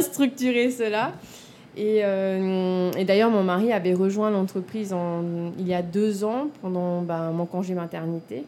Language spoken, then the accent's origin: French; Papara, French Polynesia; also born or lived in Toulouse, France; je suis née en Polynésie. Hein. j'ai grandi euh, à Papara, là où je mhm. me suis installée